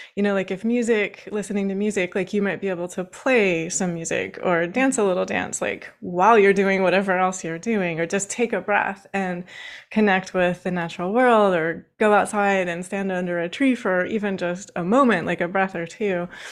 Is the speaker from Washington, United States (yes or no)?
yes; Washington, United States; now in Baltimore, United States; I actually grew up in Washington State. I'm currently sitting in Baltimore, Maryland